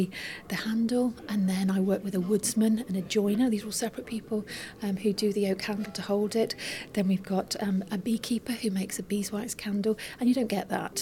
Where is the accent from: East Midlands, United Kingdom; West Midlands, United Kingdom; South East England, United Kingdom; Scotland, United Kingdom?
West Midlands, United Kingdom; Herefordshire; I was born and bred in Herefordshire.